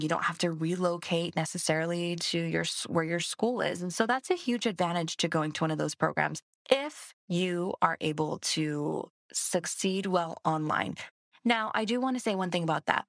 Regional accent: Hawaii, United States; moved away; I'm from Hawaii

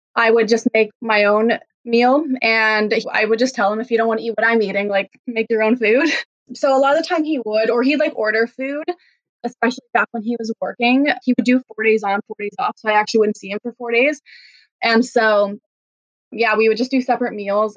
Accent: East Coast, Canada; born or raised there; moved away as an adult; now in Vancouver, Canada

